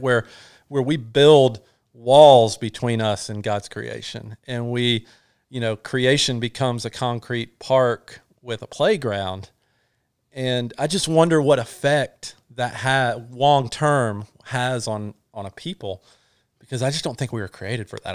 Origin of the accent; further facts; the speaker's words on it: North Georgia, United States; we're from North Georgia